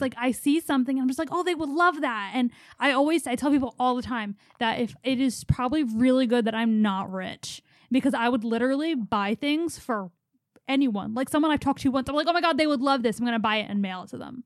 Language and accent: English; Philadelphia, Pennsylvania, United States; We're from Philadelphia.